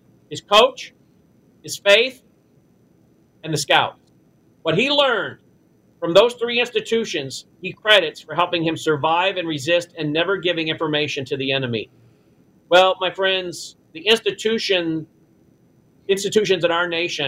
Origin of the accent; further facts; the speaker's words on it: Tennessee, United States; my home state of Tennessee